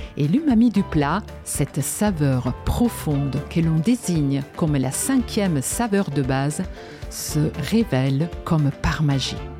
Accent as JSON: {"language": "French", "town": "Genoa", "region": "Liguria", "country": "Italy", "tie": "born or raised there", "moved": "yes", "said": "je suis née à Gênes, en Italie"}